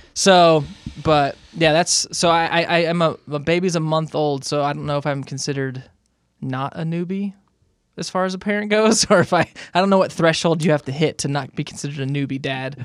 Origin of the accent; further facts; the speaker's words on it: Southern California, United States; now in Salt Lake City, United States; growing up in Southern California